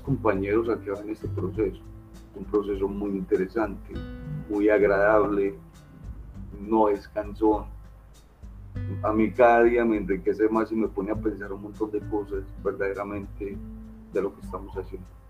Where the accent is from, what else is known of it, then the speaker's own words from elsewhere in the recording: Antioquia, Colombia; soy del departamento de Antioquia